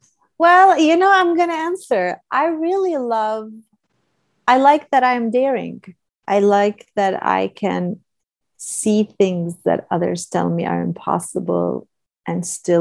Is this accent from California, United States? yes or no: yes; California, United States; I'm a Californian and I love California, but I've also never been to Big